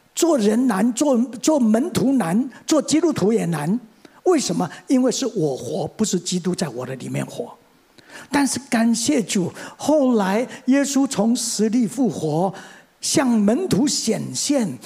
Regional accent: Mingjian, Nantou County, Taiwan; 我生在民国三十年，一九四一年，第二次世界大战爆发那一年。 我生在台湾的乡下，在南投的民间乡的赤水村

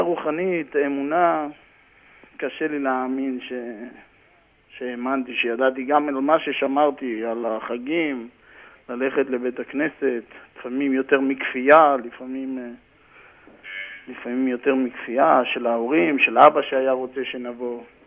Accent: Karmiel, Northern District, Israel; moved away as an adult; also born or lived in Haifa area (Krayot); now in New York, United States; גדלתי בכרמיאל, הייתי שחקן כדורגל בכרמיאל

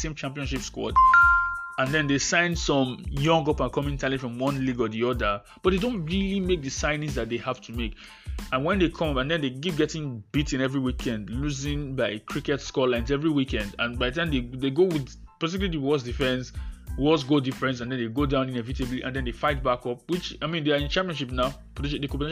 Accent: Nigeria; I'm a Nigerian compatriot

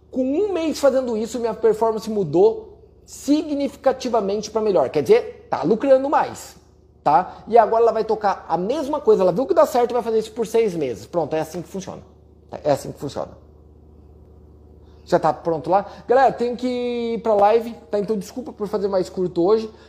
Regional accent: Paraná, Brazil; Por quê? Porque eu sou do Paraná. Eu sei que o Paraná, em média, cresce mais do que os outros estados do Brasil

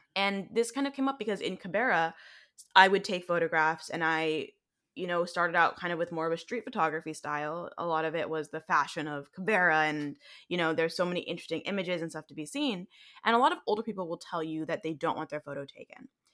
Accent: United States; accent: American; my American accent

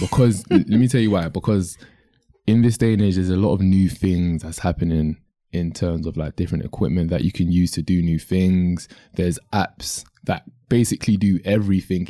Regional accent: London, United Kingdom; in the U K, I'm from London

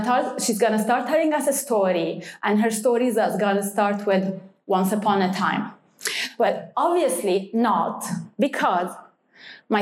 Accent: Lebanon; moved away as an adult; now in Dubai, United Arab Emirates; I was born in Lebanon and stayed in Lebanon

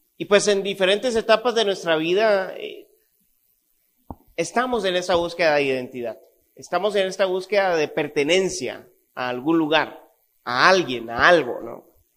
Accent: Costa Rica; Yo nací en Costa Rica, viví en Costa Rica toda mi vida

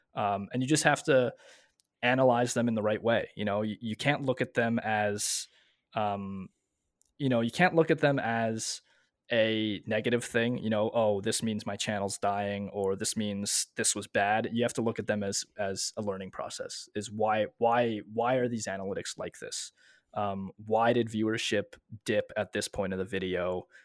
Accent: Montreal, Quebec, Canada; moved away as an adult; also born or lived in Ontario; I'm originally from Montreal, but I moved out into Ontario.

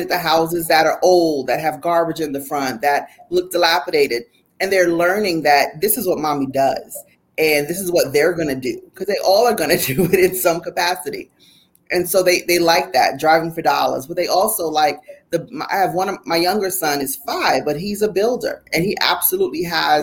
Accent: Jersey City, New Jersey, United States; when I was a little girl, growing up in Jersey City, New Jersey

